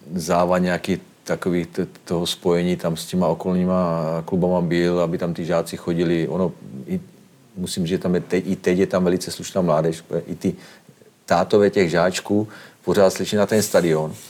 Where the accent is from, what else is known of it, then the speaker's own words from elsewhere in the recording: Slovakia; moved away as an adult; now in Drnovice, Czech Republic; oba pocházíme, i manželka pocházíme ze Slovenska